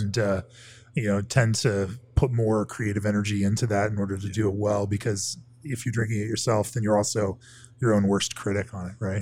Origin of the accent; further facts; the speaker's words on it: Orlando, Florida, United States; moved away; my old hometown of Orlando